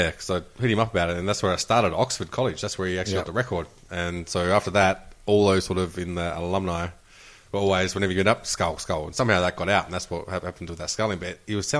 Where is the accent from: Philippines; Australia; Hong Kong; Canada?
Australia; Broken Hill, New South Wales; Oh, I'm from Broken Hill. That's a good labour town. Very good labour town down there.